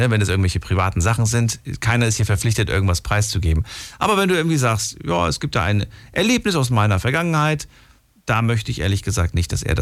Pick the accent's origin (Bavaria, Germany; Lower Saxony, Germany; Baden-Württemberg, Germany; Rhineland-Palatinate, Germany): Rhineland-Palatinate, Germany; Pirmasens; ich bin aus Pirmasens.